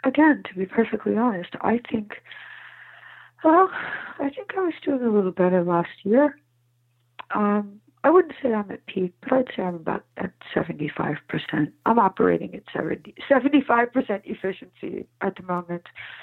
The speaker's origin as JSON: {"language": "English", "town": "Providence", "region": "Rhode Island", "country": "United States", "tie": "born there", "also_born_or_lived": "New York City / Alexandria, Virginia", "said": "Yes, I was born in Providence, Rhode Island, but my My mother had been married multiple times."}